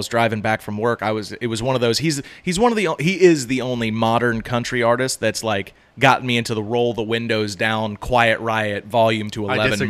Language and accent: English; the South, United States; I'm from the South. I love the South. Southern pride.